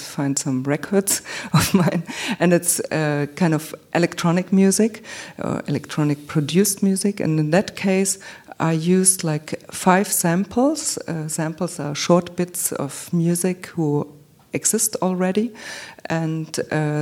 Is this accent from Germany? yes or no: yes; Munich, Bavaria, Germany; I was born in Munich